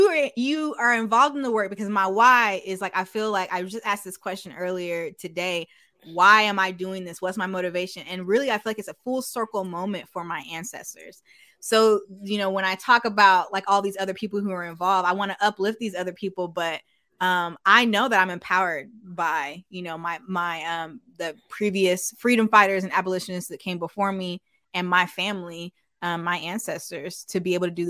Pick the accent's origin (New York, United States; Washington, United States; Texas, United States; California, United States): Texas, United States; also born or lived in Minnesota; now in Minneapolis, United States; I'm actually from Texas